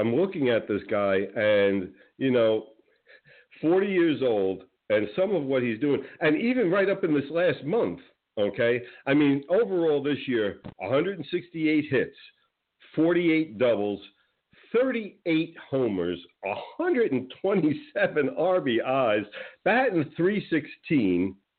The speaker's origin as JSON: {"language": "English", "region": "Northeast", "country": "United States", "said": "Well, you have to understand, again, I came from the Northeast, and I understand the mentality up there."}